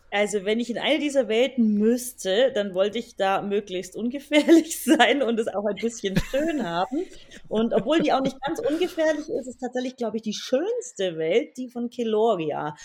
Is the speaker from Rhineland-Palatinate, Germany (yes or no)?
no; Swabian part, Bavaria, Germany; ich komme aus Bayern, wie man vermutlich auch hört, aus dem schwäbischen Teil